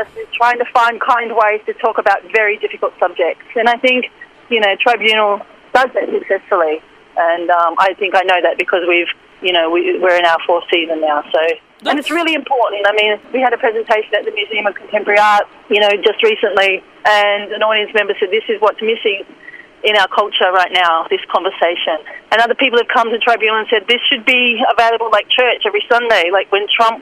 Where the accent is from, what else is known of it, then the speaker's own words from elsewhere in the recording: Sydney, New South Wales, Australia; I'm also from Western Sydney too. I'm from a place called Mount Druitt, which is probably one of the most stigmatised suburbs